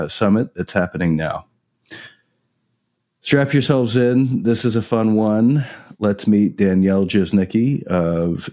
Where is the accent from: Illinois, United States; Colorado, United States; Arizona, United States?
Colorado, United States; I'm from Colorado